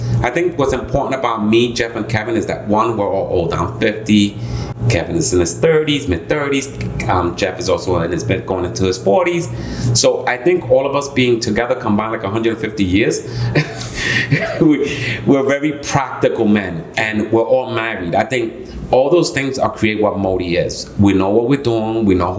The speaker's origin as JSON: {"language": "English", "country": "Puerto Rico", "tie": "born or raised there", "said": "So, I mean, to know …, first I was born in Puerto Rico."}